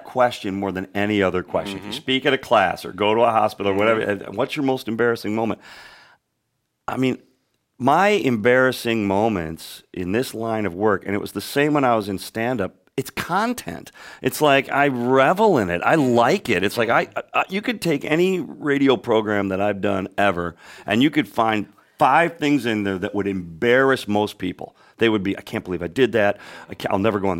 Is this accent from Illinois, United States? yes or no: yes; Chicago, Illinois, United States; I had the luxury of growing up in the Chicago area